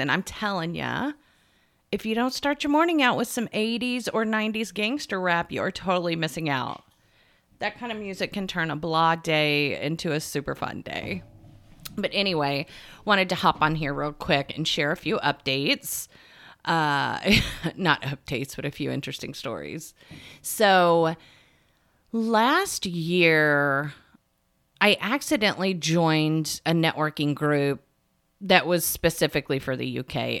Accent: United States; from America. I'm a time management coach

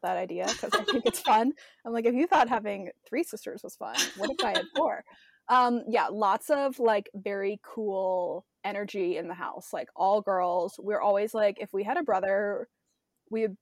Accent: Ohio, United States; moved away as an adult; also born or lived in San Francisco, California; now in Nashville, United States; I grew up in Ohio and I lived there for 22 years

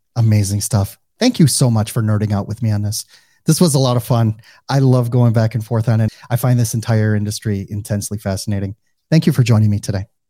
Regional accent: Midwest, United States; accent: Midwestern; now in Fort Lauderdale, United States; they either can pick up on my Midwestern accent or they just don't hear it at all

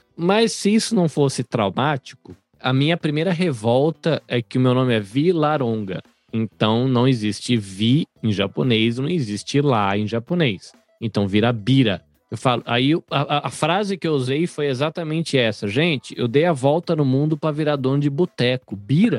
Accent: Brazil; now in Japan; enquanto brasileiro que sou

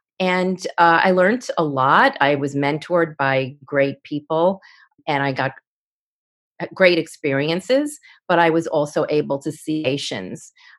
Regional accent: Forest Hills, New York, United States; So I grew up in Forest Hills, New York, to a regular family.

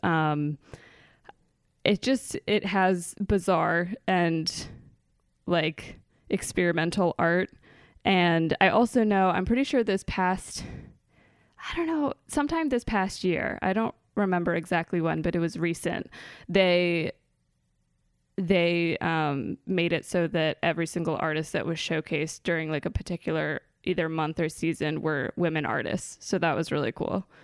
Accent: Maryland, United States; moved away; I am from Maryland. I grew up in a suburb in between Baltimore and Annapolis

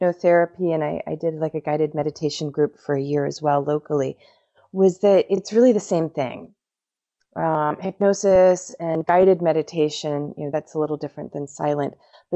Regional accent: Florida, United States; I was born in Florida

